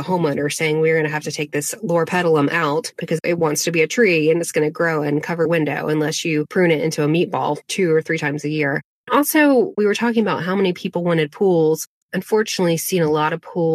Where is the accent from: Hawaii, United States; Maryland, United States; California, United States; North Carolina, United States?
North Carolina, United States; Asheville; also born or lived in Arden, North Carolina; I was born in Asheville, North Carolina. My dad taught at a boys' boarding school called Christ School in Arden, North Carolina. We lived on campus